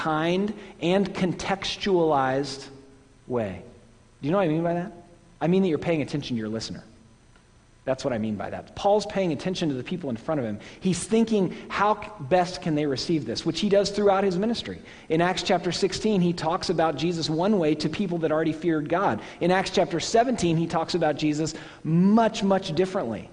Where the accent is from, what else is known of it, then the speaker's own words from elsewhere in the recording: Oklahoma, United States; now in New England, United States; my home state is not in the South? Oklahoma is not in the South